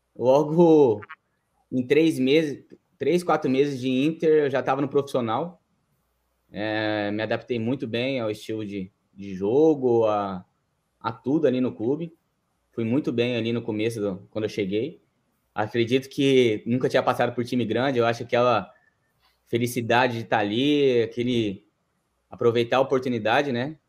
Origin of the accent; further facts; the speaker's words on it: São José do Rio Preto, São Paulo, Brazil; moved away as an adult; now in Japan; sou do interior de São Paulo, São José do Rio Preto. E eu estava até os meus 17 anos jogando no Rio Preto, no time da minha cidade